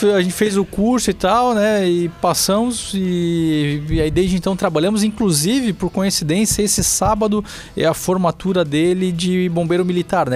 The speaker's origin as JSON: {"language": "Portuguese", "town": "Balneário Camboriú", "region": "Santa Catarina", "country": "Brazil", "tie": "born or raised there", "also_born_or_lived": "Itajaí", "said": "eu nasci aqui, eu nasci em Itajaí, mas morei minha vida inteira em Balneário Camboriú"}